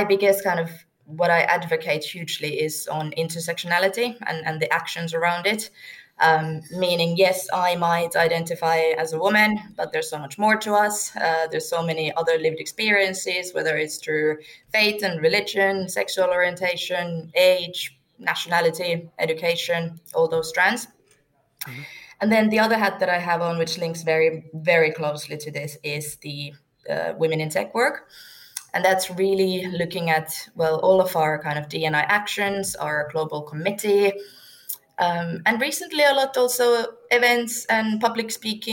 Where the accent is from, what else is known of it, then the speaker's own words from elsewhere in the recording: Turku, Southwest Finland, Finland; now in Wembley, United Kingdom; I am from Turku, Finland